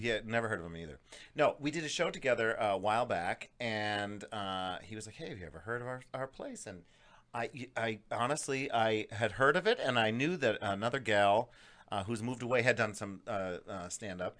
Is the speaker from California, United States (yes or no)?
no; Scranton, Pennsylvania, United States; moved away; I grew up in Scranton, Pennsylvania